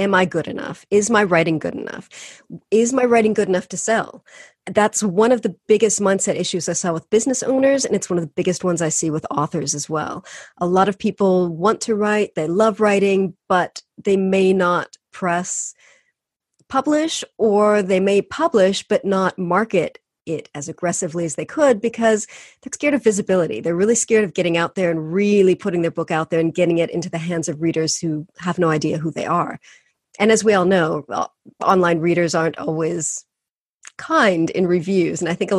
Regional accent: California, United States

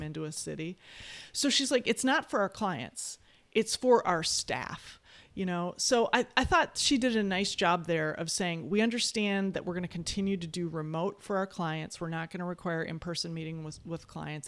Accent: West Bend, Wisconsin, United States; now in Madison, United States; I come from, I was born in West Bend, Wisconsin, a small, very conservative town in Wisconsin

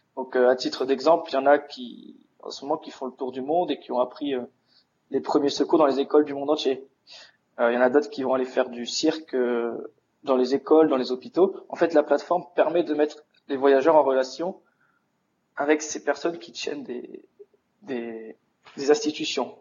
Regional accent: Dunkirk, Hauts-de-France, France; Je suis originaire de Dunkerque

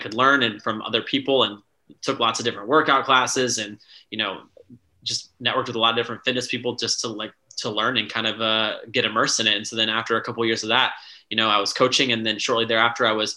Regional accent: Tampa, Florida, United States; moved away as an adult; also born or lived in Alexandria, Virginia; now in Washington, DC, United States; I grew up in Tampa, Florida

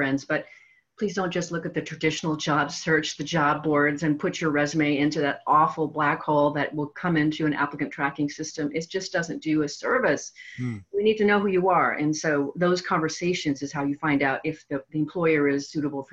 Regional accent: the Northwest, Pacific Northwest, United States; I'm from the Northwest as well

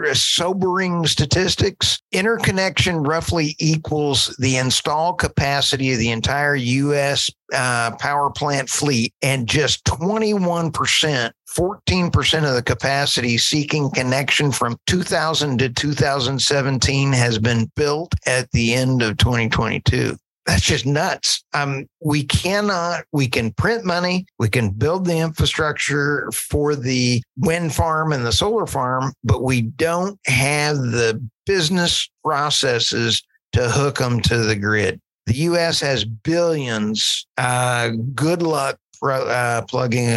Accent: Texas, United States; I'm a Texan

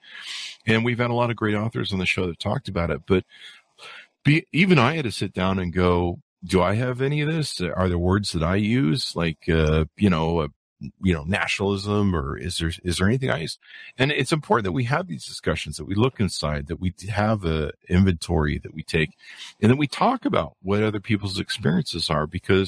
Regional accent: California, United States; I grew up in California

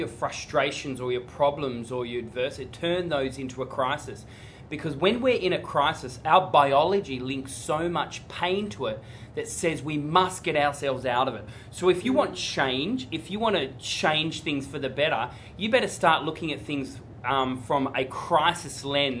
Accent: Tasmania, Australia; I grew up in Tasmania

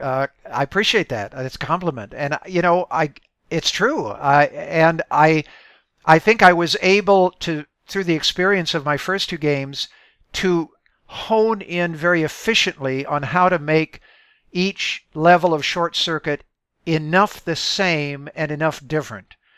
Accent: Midwest, United States; I, I grew up in the Midwest

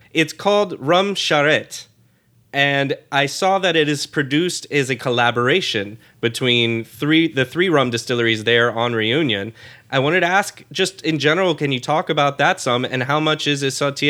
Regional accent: United States; as an American

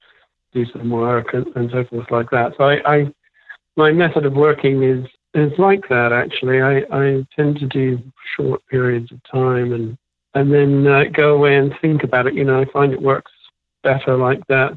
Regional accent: England, United Kingdom; moved away as an adult; also born or lived in San Francisco; now in Los Angeles, United States; went back to England.

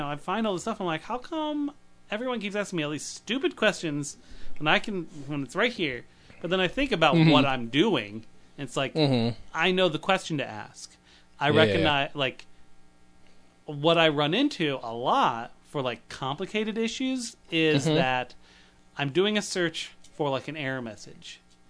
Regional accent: United Kingdom; We're actually in England. We're both British.

